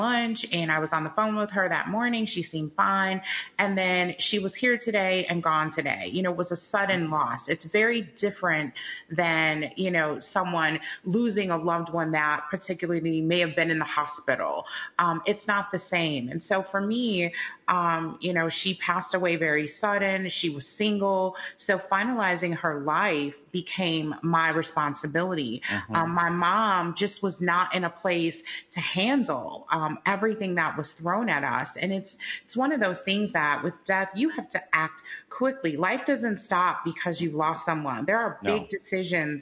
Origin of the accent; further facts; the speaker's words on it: Chicago, Illinois, United States; We're both from the Midwest. I'm from Chicago